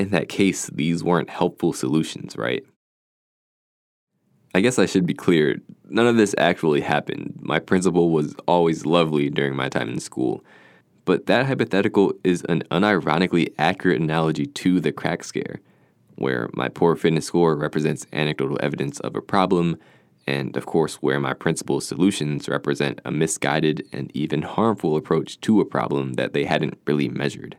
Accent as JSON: {"language": "English", "town": "Philadelphia", "region": "Pennsylvania", "country": "United States", "tie": "born or raised there", "said": "I grew up in Philadelphia"}